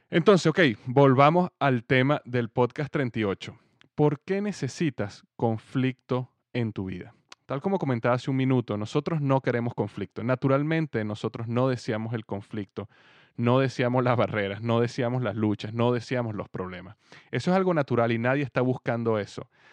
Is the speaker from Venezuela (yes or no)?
yes; Venezuela; moved away as an adult; also born or lived in United States; now in Cincinnati, United States; yo nací en Estados Unidos, pero yo viví en Venezuela prácticamente toda mi vida. Desde bebé hasta los 28 años yo viví en Venezuela